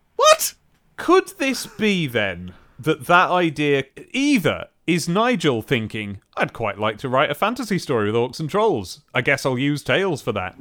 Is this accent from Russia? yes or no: no; United Kingdom